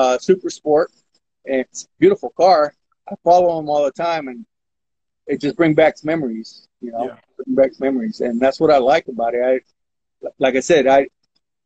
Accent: Modesto, California, United States; Growing up in South Modesto

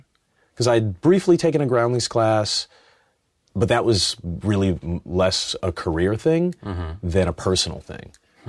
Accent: Cleveland, Ohio, United States; Yeah, I was a big, you know, Indians fan. I grew up in Cleveland.

